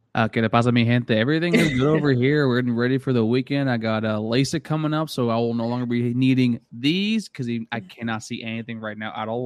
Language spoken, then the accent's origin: English; South Florida, United States; moved away; I'm from South Florida originally